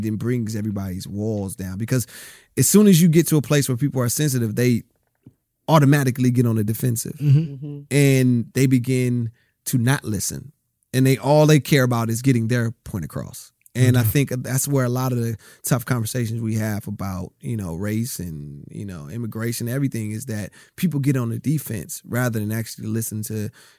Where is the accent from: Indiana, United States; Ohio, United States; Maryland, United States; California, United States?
California, United States; Rialto; also born or lived in Compton; I grew up, like I said, I was in Compton. I grew up in Rialto. My father's from Harlem, New York.